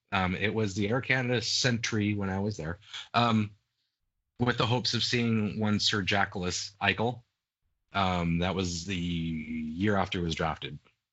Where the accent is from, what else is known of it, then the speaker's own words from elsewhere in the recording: Seattle, Washington, United States; before Seattle has a franchise, because I don't want to go see him in my hometown